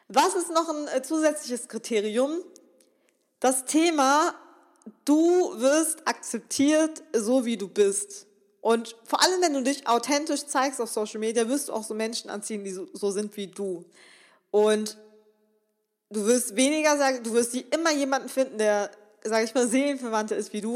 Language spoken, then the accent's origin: German; Remscheid, North Rhine-Westphalia, Germany; ich komme aus Remscheid, das ist hier so eine kleine Stadt